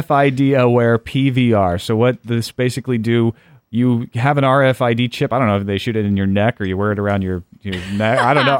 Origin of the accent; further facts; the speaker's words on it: United States; I'm from rural America, too.